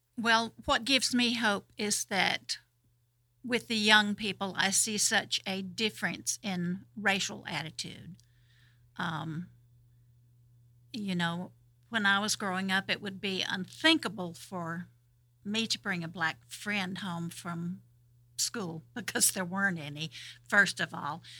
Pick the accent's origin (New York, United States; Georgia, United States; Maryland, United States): Georgia, United States; Madison County; where I grew up over in Madison County, um, I grew up knowing about six black people